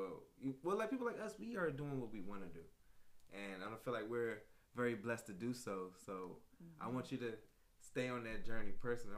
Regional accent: DMV, United States; we from the DMV

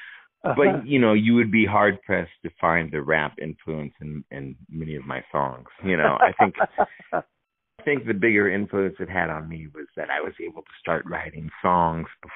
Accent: St. Louis, Missouri, United States; also born or lived in Kirkwood, Missouri; I grew up in St. Louis and in Kirkwood.

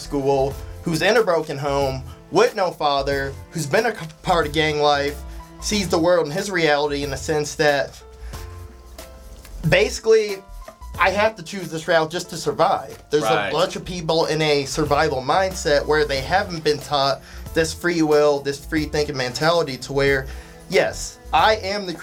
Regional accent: Missouri suburbs, United States; that's where I was born, but I grew up in the suburbs

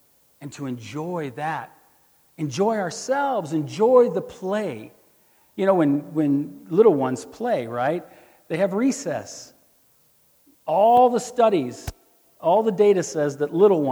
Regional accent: Missouri, United States; I'm from Missouri

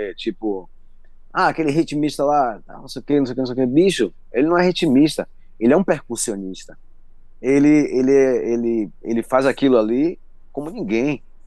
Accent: Salvador, Bahia, Brazil; eu nasci ali no Pelourinho. E minha mãe era amiga, minha avó era amiga dele também, todo mundo ali da comunidade

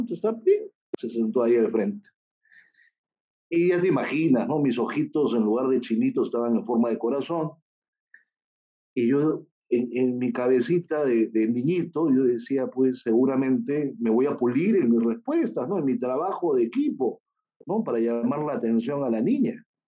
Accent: Peru; yo soy peruano, nací aquí en Perú

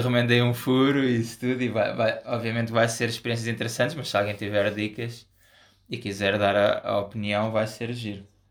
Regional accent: Portugal; nós somos portugueses

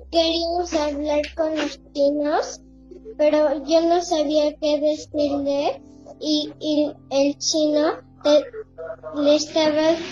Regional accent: Mexico; born there; Sí, porque yo soy argentina mexicana y nací en México

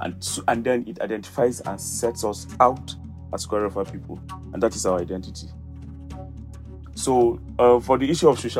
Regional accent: Middle Belt, Nigeria

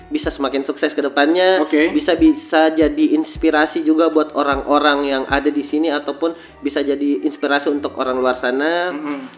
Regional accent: Makassar, South Sulawesi, Indonesia; karena saya pengen kotaku juga bisa lebih maju lah, bisa bersaing sama ibu kota. Iya, ajari juga supaya ndak suka cerita jelek orang. Kalau kembali ke Makassar, tak.

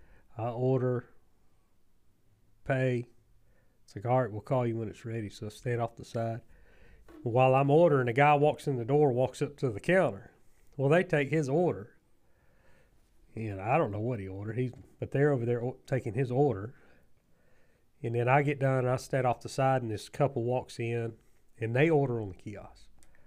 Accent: Southern Georgia, United States; as Southern Georgians

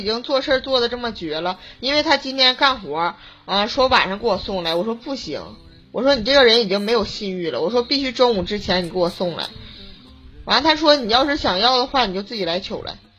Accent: Harbin, Heilongjiang, China; 哈尔滨。

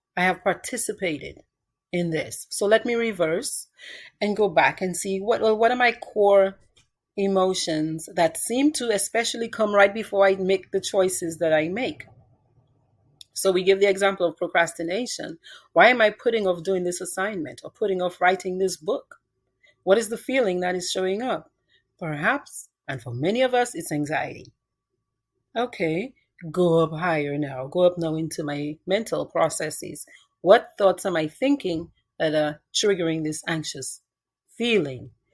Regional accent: Cottage, Dominica; moved away as an adult; now in United States; I grew up in Dominica

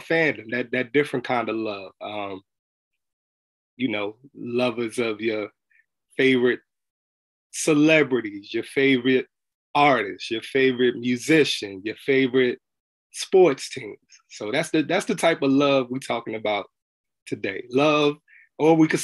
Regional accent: New Jersey, United States; Being born and raised in Jersey

